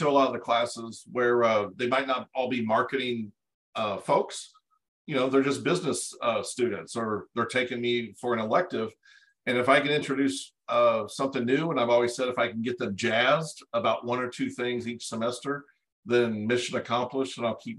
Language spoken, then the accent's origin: English; Cape Girardeau, Missouri, United States; moved away as an adult; also born or lived in Dallas, Texas; I grew up in Cape Girardeau, Missouri, which is about an hour and a half south of St. Louis